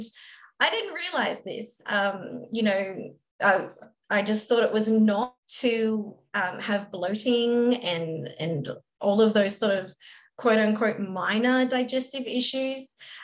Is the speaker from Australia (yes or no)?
yes; Australia; moved away as an adult; now in United States; I'm Australian and I moved to America